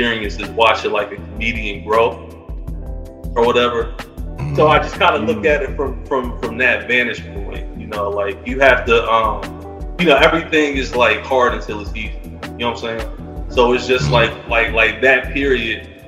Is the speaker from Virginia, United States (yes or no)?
no; Cincinnati, Ohio, United States; Grew up in Evanston